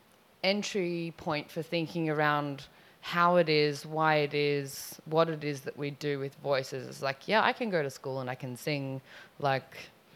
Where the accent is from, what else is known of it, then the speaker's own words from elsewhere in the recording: Sydney, New South Wales, Australia; I am from Sydney, Australia, and I'm here for a month